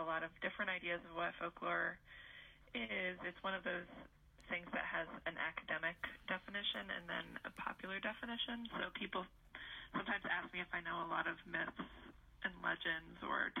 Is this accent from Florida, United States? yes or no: no; Indiana, United States; moved away as an adult; also born or lived in Michigan / Vermont; now in West Virginia, United States; I grew up in Indiana